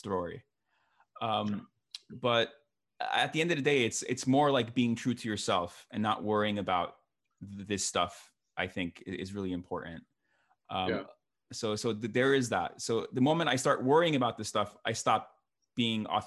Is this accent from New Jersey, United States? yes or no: yes; New Jersey, United States; I was born in New Jersey, the promised land of New Jersey